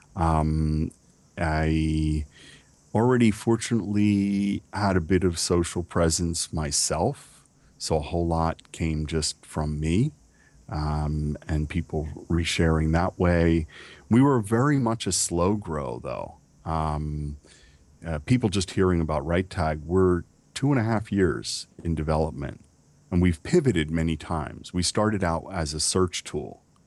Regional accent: United States; I am American

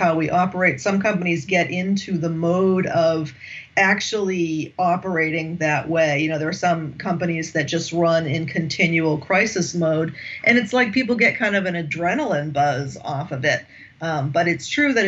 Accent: United States; accent: American; moved away as an adult; now in France; I'm American, as you can tell from my accent. I've been living in France since 2009

